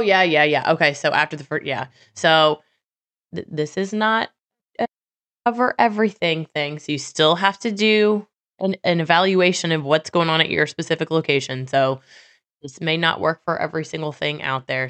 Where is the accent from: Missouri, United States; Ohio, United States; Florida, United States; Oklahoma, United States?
Missouri, United States; I'm from Missouri